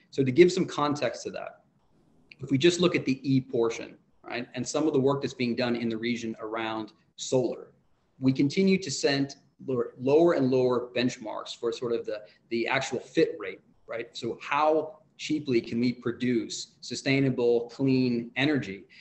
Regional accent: Abu Dhabi, United Arab Emirates; the world in which I grew up in Abu Dhabi, which was beachfront, n- very few high rises

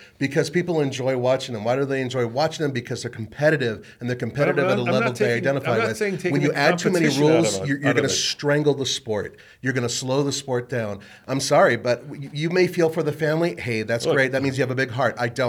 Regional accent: California, United States; I grew up in California. I absolutely...

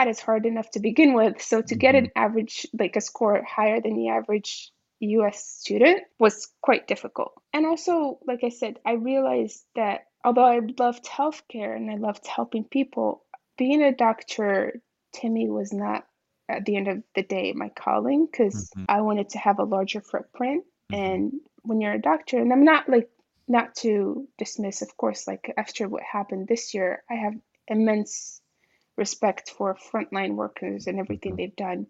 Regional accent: Marrakesh, Marrakesh-Safi, Morocco; I was born and raised in Marrakesh, Morocco, a city that I hold near and dear to my heart

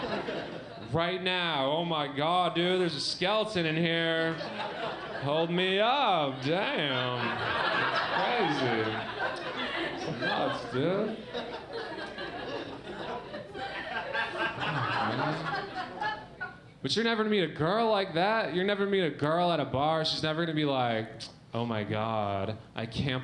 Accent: Michigan, United States; I grew up in Michigan

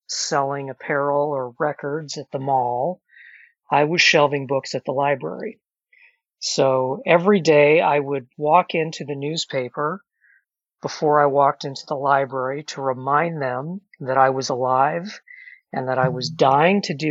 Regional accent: Alton, Illinois, United States; my hometown of Alton, Illinois

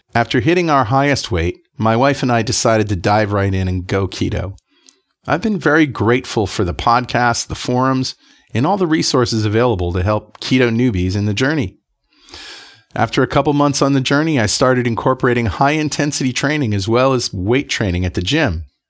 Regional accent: United States; from the United States

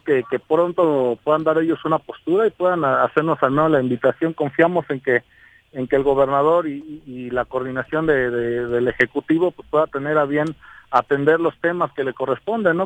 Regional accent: Cuernavaca, Morelos, Mexico; la mayoría de la gente que convivimos ahí en la Plaza Lido somos gente de Cuernavaca y gente que no nos queremos ir

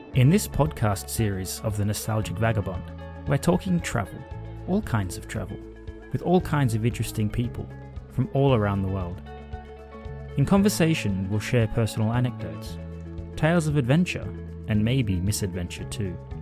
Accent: Australia; moved away as an adult; now in United Kingdom; I grew up in Australia

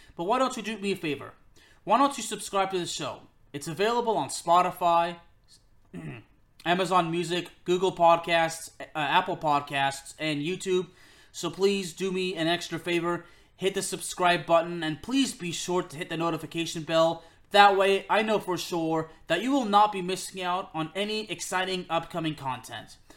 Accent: Lyon, Auvergne-Rhône-Alpes, France; he and I are from the same city, we're both from Lyon

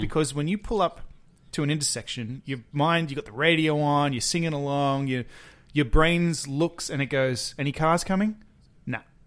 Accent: Penrith, New South Wales, Australia; moved away; we grew up in Penrith

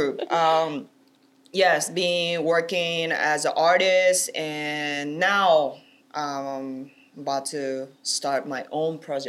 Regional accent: Beppu, Oita, Japan; English is a second language; moved away as an adult; now in Los Angeles, United States; I'm originally from Japan and I'm born and raised there. And I'm from a very small town. It's called Beppu from Kyushu Island down south in Japan.

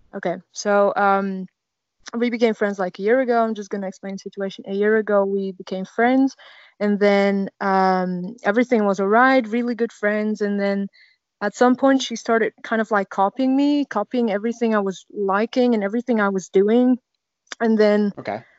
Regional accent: Netherlands; I'm from the Netherlands

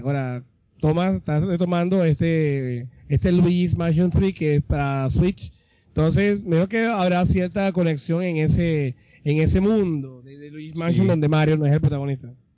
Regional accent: Colombia; Nosotros venimos de Colombia

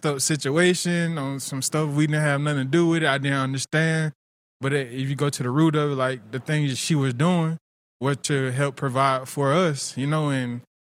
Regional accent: Tifton, Georgia, United States; I'm from Tifton. My parents, they were never together.

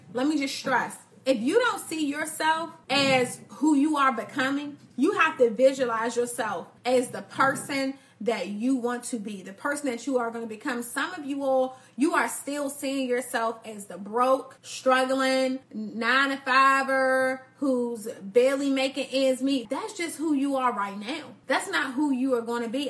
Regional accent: Washington, District of Columbia, United States; I grew up in Northeast DC.

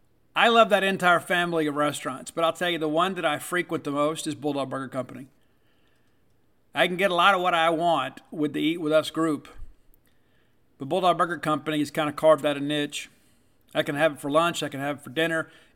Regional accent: Mississippi, United States; I prefer it grilled. You may like it fried. I get mine with ranch dressing. I'm from South Mississippi. That's kind of what we do.

